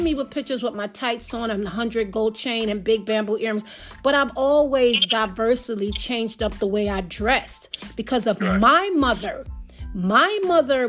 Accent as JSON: {"language": "English", "country": "Jamaica", "said": "I'm Jamaican"}